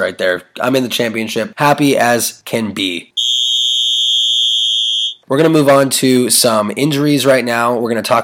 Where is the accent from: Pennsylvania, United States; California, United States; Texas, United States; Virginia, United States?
California, United States; moved away as an adult; also born or lived in Arizona; I'm from California, went out there for about 5 years, did my thing, and came back to California